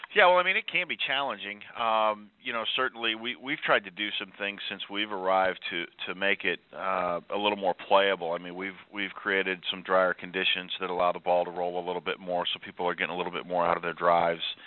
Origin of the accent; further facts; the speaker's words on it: Kansas City, United States; moved away as an adult; now in Chicago, United States; I'm from the Kansas City area